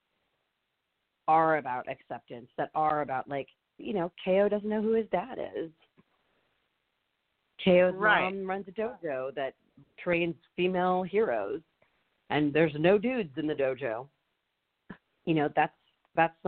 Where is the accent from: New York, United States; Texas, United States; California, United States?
California, United States; San Francisco; I grew up in San Francisco.